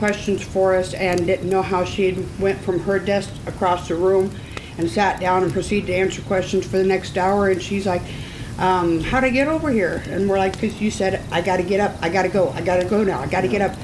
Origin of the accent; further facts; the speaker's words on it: south central Iowa, United States; we're from Iowa, you know, south central Iowa